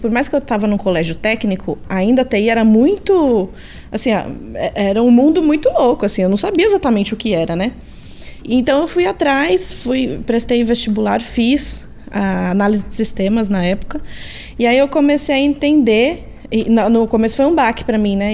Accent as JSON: {"language": "Portuguese", "region": "São Paulo", "country": "Brazil", "tie": "born or raised there", "said": "Eu sou de São Paulo, mesmo capital, nasci aqui, moro aqui desde então, nunca me mudei"}